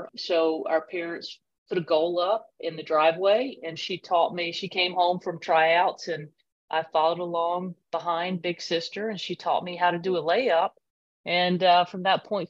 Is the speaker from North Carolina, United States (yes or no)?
yes; Kannapolis, North Carolina, United States; I grew up in a small town in North Carolina, Kannapolis, North Carolina.